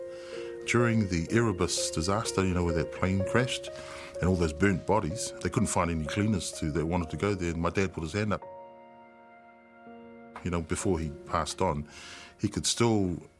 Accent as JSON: {"language": "English", "region": "Auckland", "country": "New Zealand", "tie": "born or raised there", "also_born_or_lived": "Tonga", "said": "growing up in New Zealand during those days."}